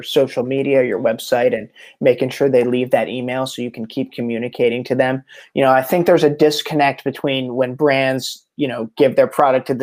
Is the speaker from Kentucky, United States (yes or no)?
no; New Jersey, United States; now in Encinitas, United States; I'm from South Jersey